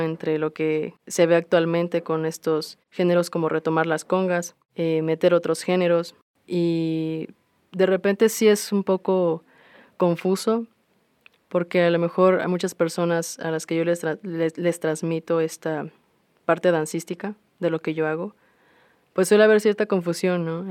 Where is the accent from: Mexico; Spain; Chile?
Mexico; Minatitlán, Veracruz; moved away as an adult; now in Xalapa, Mexico; yo soy del sur de Veracruz, específicamente de Minatitlán. Em, yo, bueno, crecí ahí hasta hace unos tres años que me mudé a Jalapa